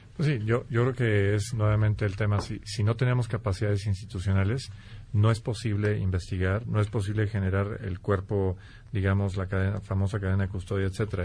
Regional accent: Guanajuato, Mexico; soy oriundo de Guanajuato

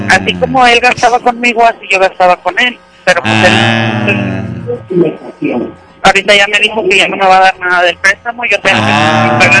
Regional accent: Monterrey, Nuevo León, Mexico; soy de, soy de aquí de Monterrey.

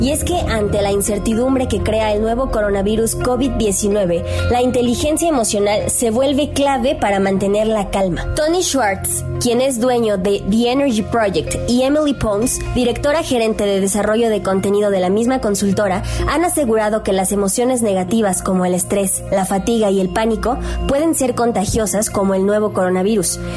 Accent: Mexico; Nosotros como mexicanos

